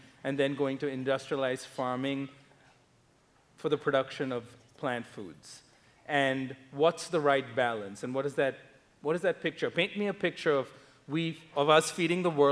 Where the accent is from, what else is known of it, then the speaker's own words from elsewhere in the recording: India; now in United States; I grew up in India